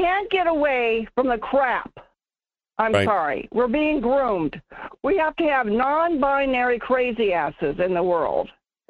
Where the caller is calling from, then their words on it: North Pole, Alaska, United States; in North Pole.